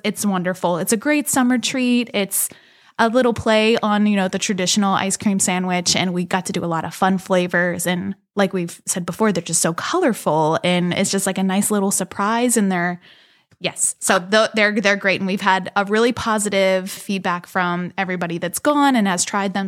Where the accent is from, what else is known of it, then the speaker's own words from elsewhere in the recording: Elizabeth, Pennsylvania, United States; also born or lived in Beaver, Pennsylvania; I'm from the South Hills. I grew up in Elizabeth